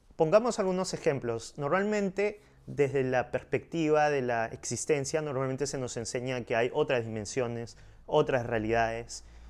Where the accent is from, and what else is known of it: Peru